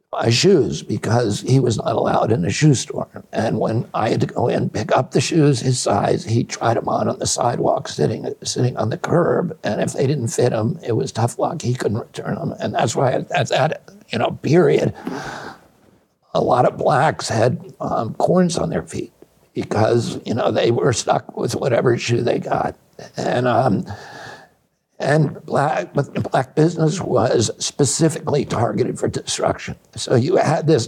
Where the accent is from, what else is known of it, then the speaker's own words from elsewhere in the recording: Virginia, United States; I grew up you know in Virginia when it was illegal for a black man to marry a white woman.